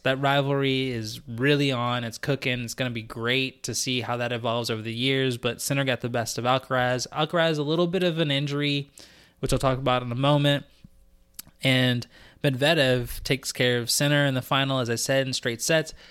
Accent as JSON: {"language": "English", "country": "United States", "said": "as an American"}